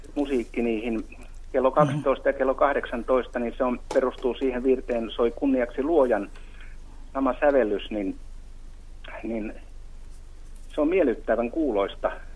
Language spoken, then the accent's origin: Finnish; Mäntsälä, Uusimaa, Finland; moved away; Semmoinen paikka kuin Mäntsälän ah-, Ohkolan Arolan kylä, semmoinen kuin Jyvälän kulma, joka on hyvin semmoista alavaa maata. Ja siellä muistaakseni lapsuudessa